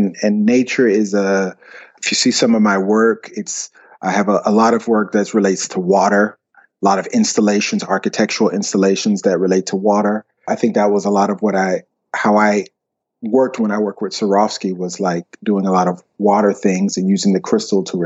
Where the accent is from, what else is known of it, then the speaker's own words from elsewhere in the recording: Alabama, United States; moved away as an adult; also born or lived in Columbus, Georgia / Atlanta, Georgia; now in Copenhagen, Denmark; the rest was there in Alabama